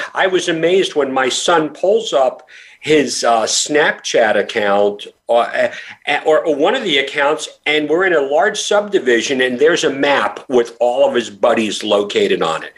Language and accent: English; New York, United States; when I was a kid growing up in New York, I graduated high school in 1985